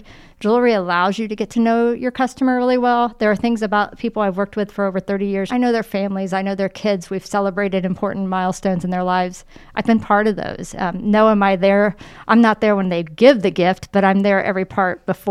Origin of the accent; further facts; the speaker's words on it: Muncie, Indiana, United States; moved away as an adult; now in Indianapolis, United States; it's my hometown